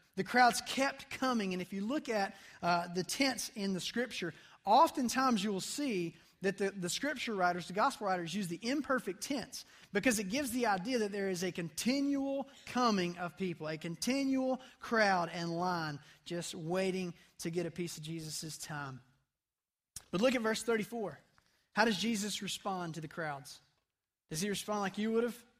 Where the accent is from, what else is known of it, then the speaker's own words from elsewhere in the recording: United States; as an American teenager